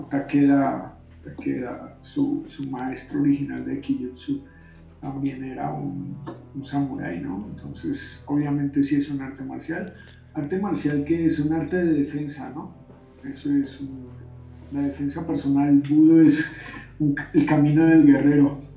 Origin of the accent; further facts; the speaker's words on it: Colombia; born there; Yo nací en Colombia, en Colombia no había pues aikido así en páginas amarillas o algo así.